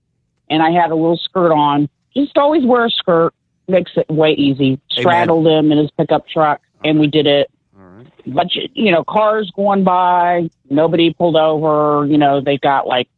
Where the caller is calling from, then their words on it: Kansas City, Missouri, United States; Kansas City, Missouri.